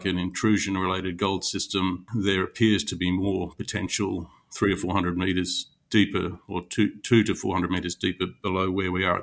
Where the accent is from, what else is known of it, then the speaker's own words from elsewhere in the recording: West Australian goldfields, Western Australia, Australia; moved away as an adult; also born or lived in London; I grew up in the West Australian goldfields, worked in quite a few companies in Western Australia